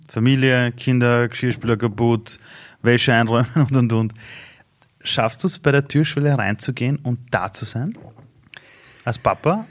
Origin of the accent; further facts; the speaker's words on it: Vienna, Austria; bei uns in Simmering beim Fußballkäfig